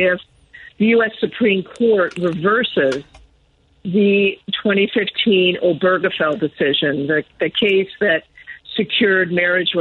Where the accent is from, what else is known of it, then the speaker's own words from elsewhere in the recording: Evanston, Illinois, United States; accent: Illinois; now in New York, United States; I was born in Evanston, Illinois, and consider my roots and accent to be from Illinois